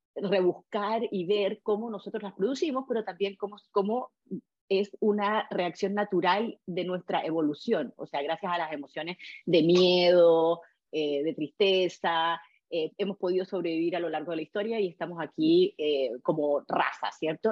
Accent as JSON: {"language": "Spanish", "country": "Chile", "said": "nosotros como chilenos"}